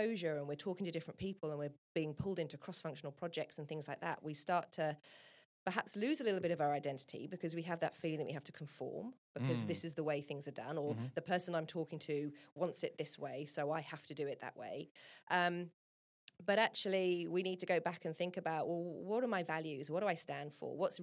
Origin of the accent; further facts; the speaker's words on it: England, United Kingdom; I'm from England